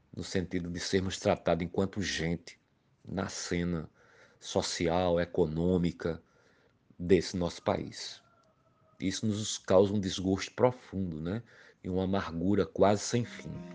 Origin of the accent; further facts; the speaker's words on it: Pombal, Paraíba, Brazil; now in João Pessoa, Brazil; Sou natural da cidade de Pombal, ao Sertão da Paraíba e há mais de 30 anos moro na capital paraibana João Pessoa